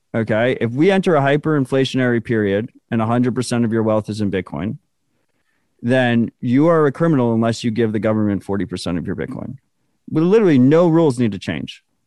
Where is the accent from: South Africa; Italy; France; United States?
United States; I'm an American